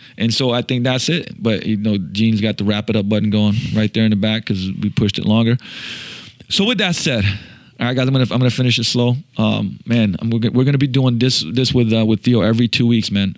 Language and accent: English; Slovenia; moved away; also born or lived in Seattle; I'm from Slovenia.